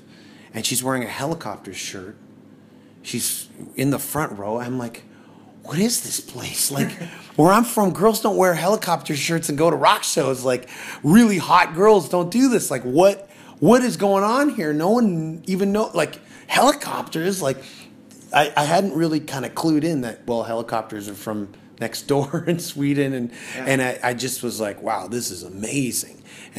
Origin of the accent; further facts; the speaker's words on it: Canada; I'm coming from Canada.